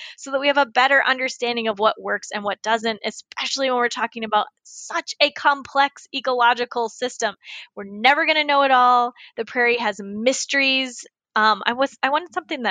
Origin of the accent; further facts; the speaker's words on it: the South, United States; moved away; I was raised in the South